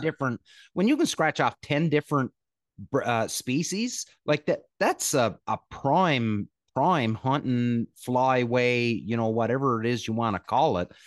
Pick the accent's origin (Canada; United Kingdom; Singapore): Canada; I'm Canadian, right? Grew up playing hockey